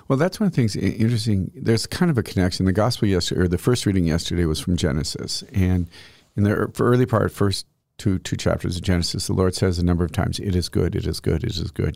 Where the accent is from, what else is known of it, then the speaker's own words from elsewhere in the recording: northeast Colorado, United States; moved away; I'm obviously from Colorado, but northeast Colorado